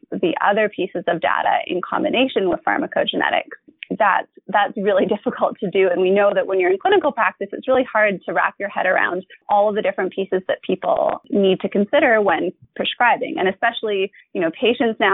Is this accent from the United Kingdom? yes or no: no; Vancouver, British Columbia, Canada; I'm from Vancouver, BC, born and bred Vancouverite